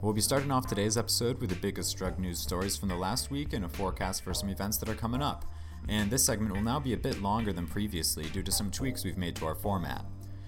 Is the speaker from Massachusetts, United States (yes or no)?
yes; Boston, Massachusetts, United States; So this first story for this week is coming in from my home state